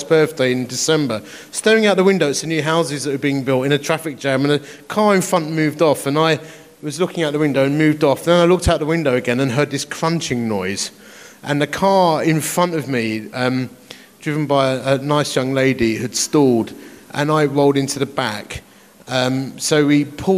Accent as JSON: {"language": "English", "town": "Romford", "region": "London", "country": "United Kingdom", "tie": "born or raised there", "also_born_or_lived": "Dagenham", "said": "I am from Romford. I was born in Dagenham"}